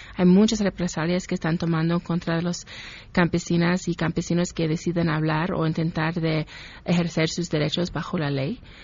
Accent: Ohio, United States; also born or lived in Mexico City, Mexico; now in Mexico; campesinos y campesinas en mi pueblo, en Ohio

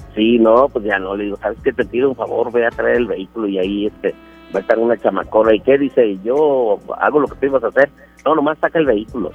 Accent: Pachuca, Hidalgo, Mexico; yo soy de Pachuca, pero ando por aquí en Monterrey dando la vuelta

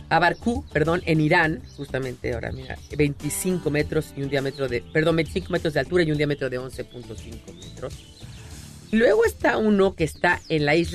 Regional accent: Mexico City, Mexico; tú y yo somos chilangos

